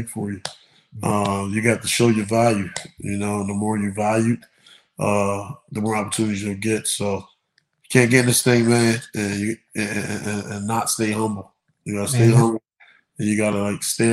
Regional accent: Camden, New Jersey, United States; I come from Camden High School

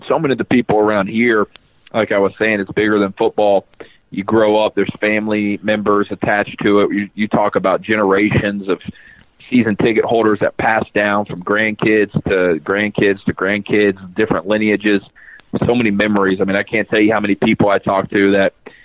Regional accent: the South, United States; growing up in the South

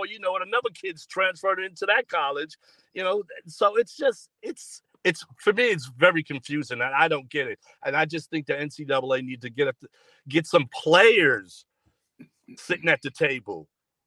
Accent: New York City, New York, United States; I'm from Long Island City. I'm from right near the 59th Street Bridge. So for me, a Queens kid

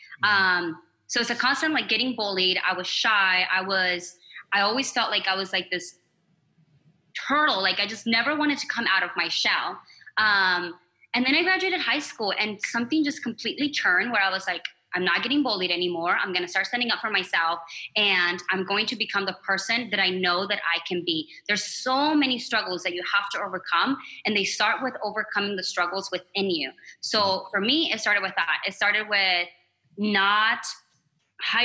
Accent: Arizona, United States; also born or lived in Mexico / Flagstaff, Arizona; I'm from Arizona. I lived here my entire life

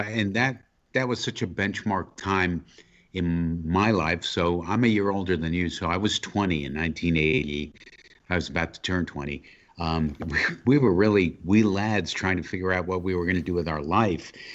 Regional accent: New York, United States; as a New Yorker

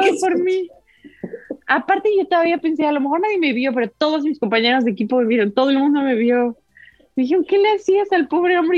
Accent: Mexico; moved away; also born or lived in Uzbekistan; soy de México

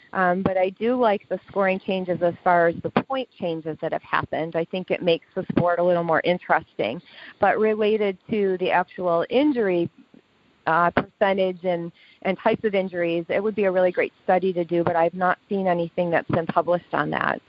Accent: Lewiston, New York, United States; also born or lived in Buffalo, New York; I was born and raised in Lewiston, New York, and I live in a suburb of Buffalo, New York.

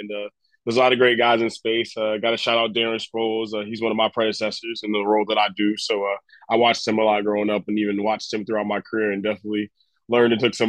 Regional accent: North Carolina, United States; I'm from the South, I'm from North Carolina.

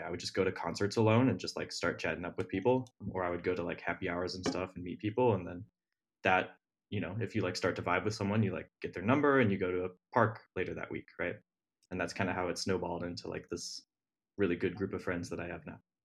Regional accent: Ohio, United States; moved away as an adult; now in Brooklyn, United States; I'm from Ohio. uh, grew up in, like, a little tiny town in the middle of nowhere, Ohio

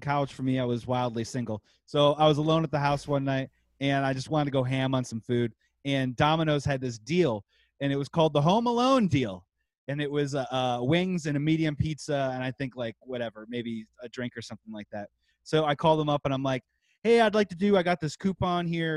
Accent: Midwest, United States; We're from the Midwest

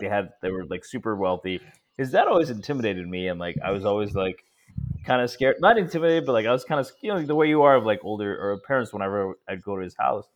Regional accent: Stamford, Connecticut, United States; also born or lived in India; I was born in the United States, but I moved back to India for a couple of years. When I came back, we come, we lived in Connecticut

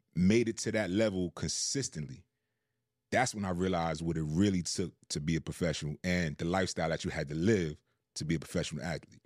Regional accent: New York City, New York, United States; moved away; also born or lived in Decatur; growing up in Queens

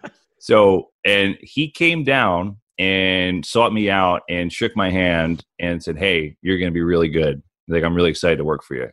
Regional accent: New Jersey, United States; moved away; I grew up in New Jersey, uh, the shadow New York City

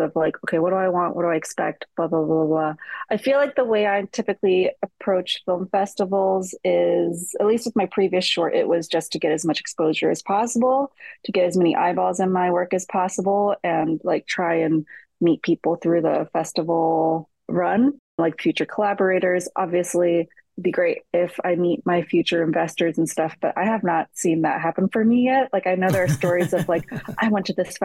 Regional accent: Cleveland, Ohio, United States; I'm originally from Cleveland

